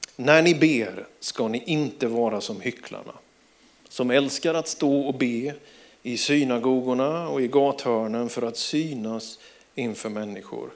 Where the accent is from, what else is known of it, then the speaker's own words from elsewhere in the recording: Småland, Sweden; jag är ju smålänning